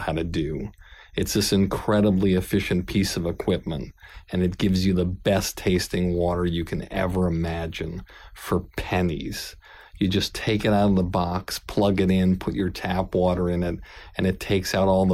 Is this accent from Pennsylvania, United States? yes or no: no; Boston, Massachusetts, United States; I'm from Boston.